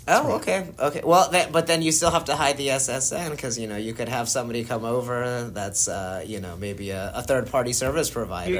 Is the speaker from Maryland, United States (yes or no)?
no; Florida, United States; moved away; also born or lived in New Jersey; pretty much grew up in Florida